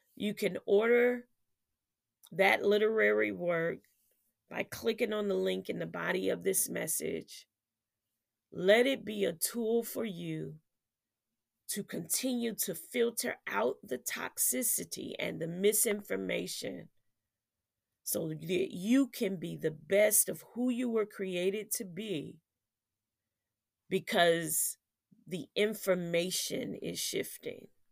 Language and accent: English; United States